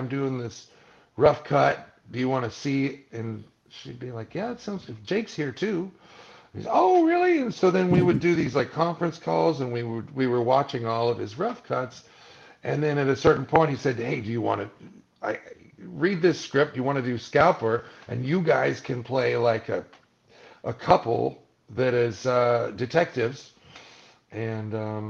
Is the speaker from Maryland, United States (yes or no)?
no; Malibu, California, United States; having grown up in Malibu, it was like, well, this is my hometown.